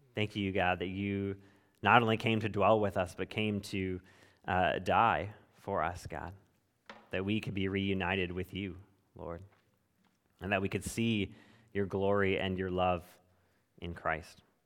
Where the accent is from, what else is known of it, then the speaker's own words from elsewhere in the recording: California, United States; moved away; growing up in California